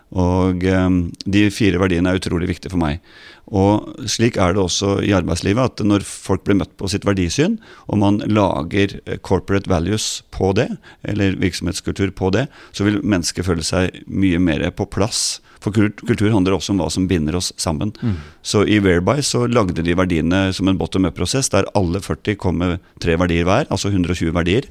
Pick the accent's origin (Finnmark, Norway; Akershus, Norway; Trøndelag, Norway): Akershus, Norway; Ås; jeg var jo avisbud på Ås, der jeg vokste opp